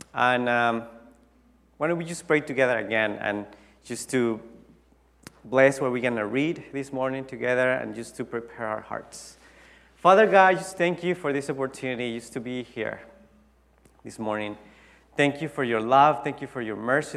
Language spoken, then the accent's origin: English; Tijuana, Baja California, Mexico; English is a second language; moved away as an adult; now in United States; I went back to my hometown in Tijuana